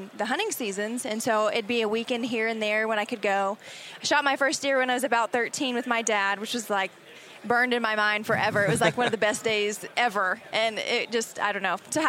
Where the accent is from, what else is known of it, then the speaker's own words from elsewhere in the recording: Texas, United States; I am originally from Texas, primarily grew up in a family that did a lot of sports